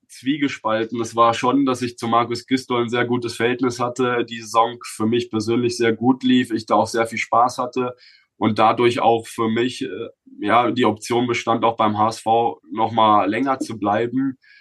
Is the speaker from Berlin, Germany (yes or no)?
no; Bochum, North Rhine-Westphalia, Germany; moved away as an adult; meinen Heimatverein, wo ich aufgewachsen bin, äh, vom VfL Bochum